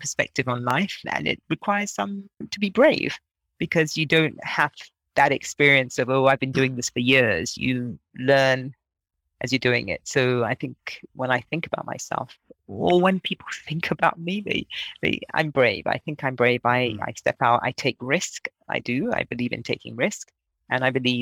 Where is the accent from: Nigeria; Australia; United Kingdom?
Nigeria; moved away; I'm Nigerian. I was born in Nigeria, but I spent a lot of time outside of Nigeria.